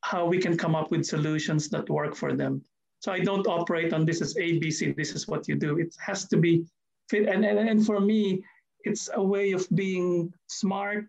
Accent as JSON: {"language": "English", "country": "Philippines", "moved": "yes", "lives_now": "New Zealand", "said": "I'm Filipino"}